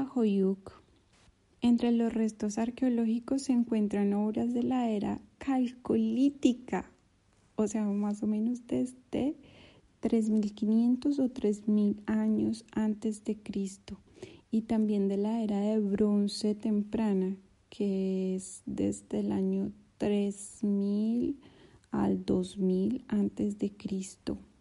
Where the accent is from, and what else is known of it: Colombia; moved away as an adult; now in Turkey